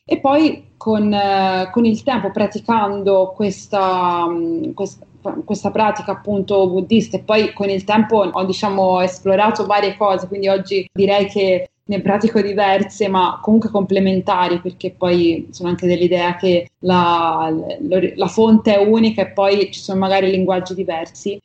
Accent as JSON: {"language": "Italian", "town": "Livorno", "region": "Tuscany", "country": "Italy", "tie": "born or raised there", "said": "a Livorno, che è la mia città natale"}